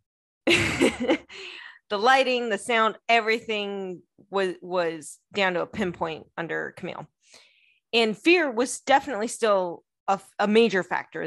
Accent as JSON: {"language": "English", "country": "United States", "said": "I'm American who does not speak French"}